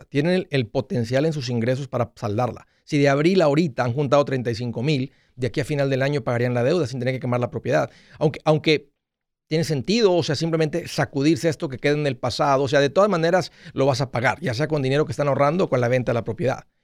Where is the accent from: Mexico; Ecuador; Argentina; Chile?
Ecuador; now in New York, United States; del Ecuador.